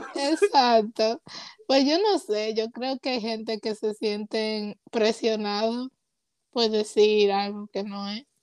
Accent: Puerto Rico; also born or lived in Rhode Island; now in Georgia, United States; soy de padre dominicano, nací en Rhode Island, crecí en Puerto Rico, ahora vivo en Georgia

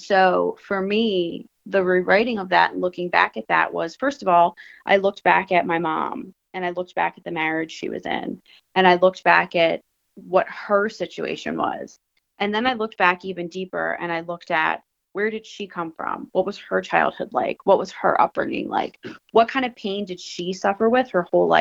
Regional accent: Philadelphia, Pennsylvania, United States; I'm a girl from Philly

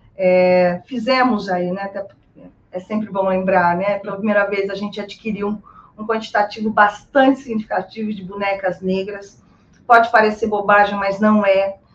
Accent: Brazil; nós somos brasileiras

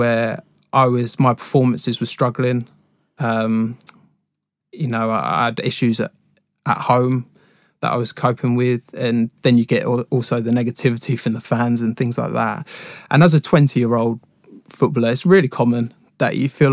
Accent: High Wycombe, South East England, United Kingdom; I was born and raised in Wickham, so I used to go down to Wickham Wanderers quite a lot

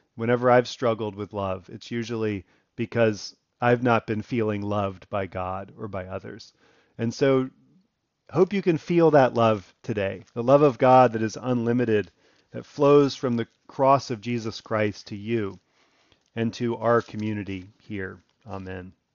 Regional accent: Elkridge, Maryland, United States; moved away; I grew up in Elkridge, Maryland, first number of years of my life

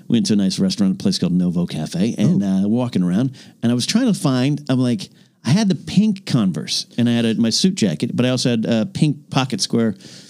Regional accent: San Luis Obispo, California, United States; There's one in my hometown area of San Luis Obispo, Mission San Luis

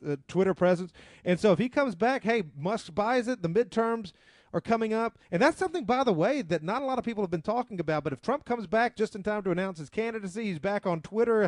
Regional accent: the South, United States; we're from the South, so we talk a little bit slower

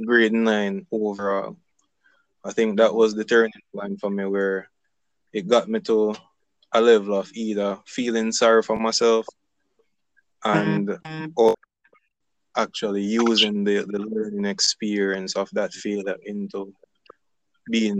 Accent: Salt Spring, Saint James, Jamaica; also born or lived in Mount Carey, St. James; I really grew up in South Spring.

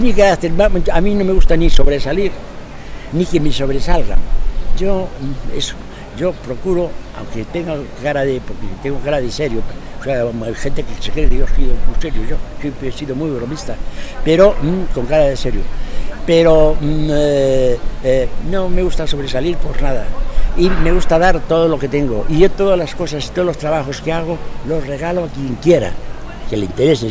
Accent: Madrid, Community of Madrid, Spain; now in Astorga, Spain; yo soy de Madrid

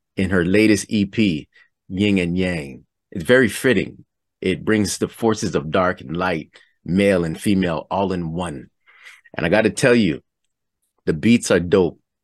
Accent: Toronto, Ontario, Canada; I'm from Toronto, Canada.

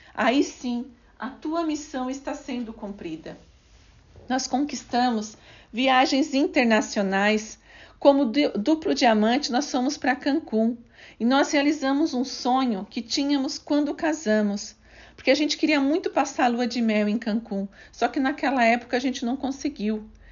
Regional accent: Criciúma, Santa Catarina, Brazil; Nasci em Criciúma, no estado de Santa Catarina. Tive uma infância muito simples

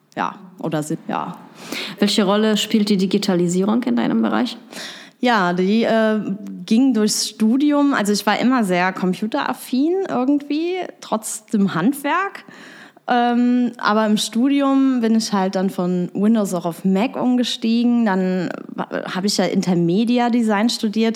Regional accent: Bitburg, Rhineland-Palatinate, Germany; also born or lived in Trier; now in Koblenz, Germany; ursprünglich bin ich eigentlich aus Bitburg in der Eifel

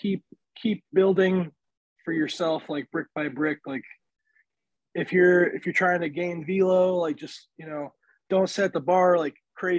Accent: State College, Pennsylvania, United States; also born or lived in Virginia Beach, Virginia; I was born in Virginia Beach. Like, my dad's family lives there. I lived there for like 8 years, and I moved to State College

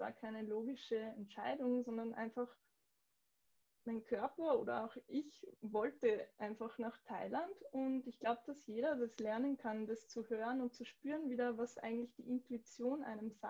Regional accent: Austria; den Yoga einfach in einem Kontext der anders interpretiert wird, oft als zum Beispiel bei uns in Österreich.

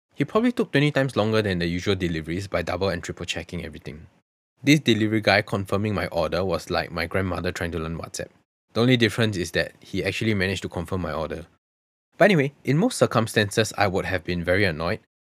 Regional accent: Singapore; I genuinely have never been more ashamed to identify myself as a Singaporean during that period.

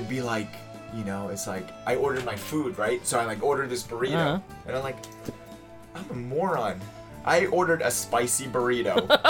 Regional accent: Massachusetts, United States; moved away; I'm originally from Massachusetts.

